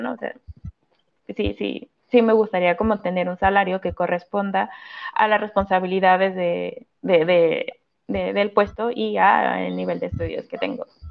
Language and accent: Spanish; Mexico; first language Spanish; moved away as an adult; now in France